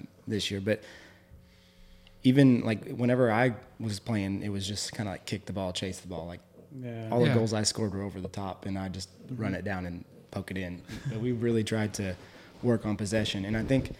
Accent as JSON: {"language": "English", "town": "Chickasha", "region": "Oklahoma", "country": "United States", "tie": "born or raised there", "said": "when I was growing up, I'm actually from Chickasha. I graduated cool. Chickasha, went to USAO as well"}